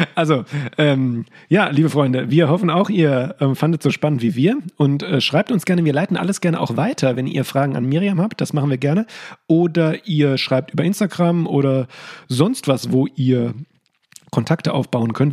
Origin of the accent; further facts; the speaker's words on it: Limburg an der Lahn, Hesse, Germany; aus meiner Heimatstadt aus Limburg